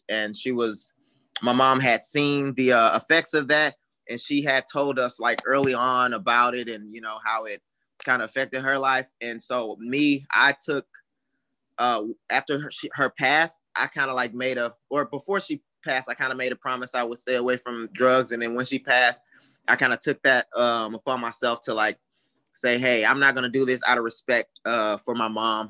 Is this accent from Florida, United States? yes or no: no; Houston, Texas, United States; I grew up in Houston, Texas